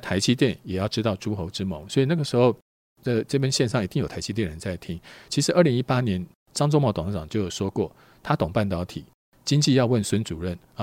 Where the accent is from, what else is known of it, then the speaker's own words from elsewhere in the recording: Taiwan; 我们台湾人本来风险因素就比较高一些